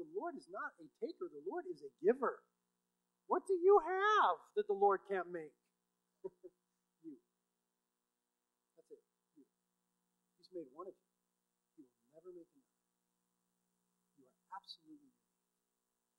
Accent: United States

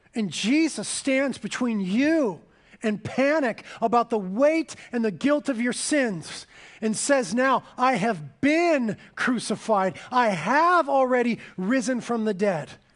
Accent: Carpinteria, California, United States; I was born and raised in Carpinteria

